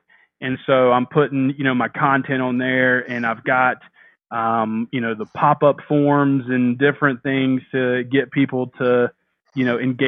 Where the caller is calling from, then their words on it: North Carolina, United States; North Carolina.